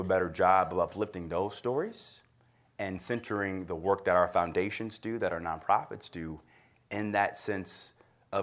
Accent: Cleveland, Ohio, United States; also born or lived in Washington, D.C.; my upbringing in this city

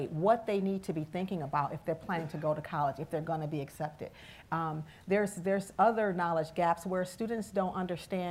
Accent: Cleveland, Ohio, United States; also born or lived in Bowling Green, Ohio; I'm originally from Cleveland as well, and I remember when I left here from the inner city

